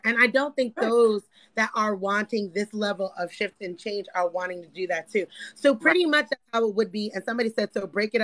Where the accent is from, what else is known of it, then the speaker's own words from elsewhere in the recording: New York City, New York, United States; I grew up poor in the Bronx.